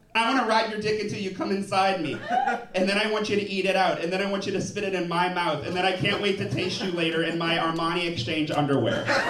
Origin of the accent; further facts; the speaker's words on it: New Orleans, Louisiana, United States; I'm from New Orleans